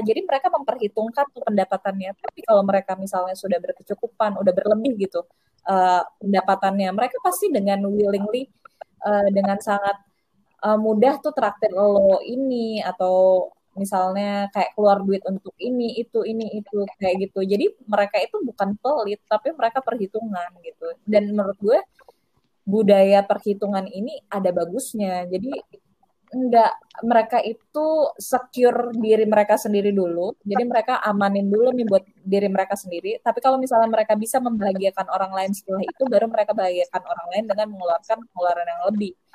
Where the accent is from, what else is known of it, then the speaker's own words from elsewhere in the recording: Padang, West Sumatra, Indonesia; moved away as an adult; also born or lived in Jatinangor; now in Jakarta, Indonesia; gue dari daerah Sumatera Barat, Kota Padang